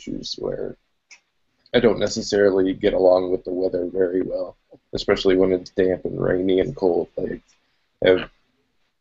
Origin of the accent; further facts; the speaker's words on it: Canada; also born or lived in Nova Scotia; I'm from Canada. It's always winter.